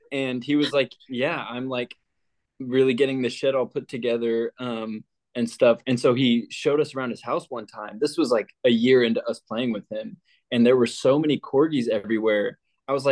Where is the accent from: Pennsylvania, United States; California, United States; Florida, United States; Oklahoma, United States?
Oklahoma, United States; Tulsa; moved away as an adult; now in Brooklyn, United States; I come from Tulsa, Oklahoma is where I grew up